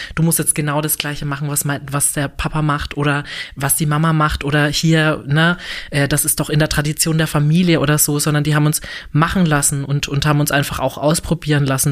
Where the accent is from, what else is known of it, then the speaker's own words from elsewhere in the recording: a small village near Würzburg, Franconia, Bavaria, Germany; now in Berlin, Germany; ich bin tatsächlich nicht direkt in Würzburg aufgewachsen, sondern in einem kleinen Dorf in der Nähe von Würzburg, also so 20 Kilometer entfernt von Würzburg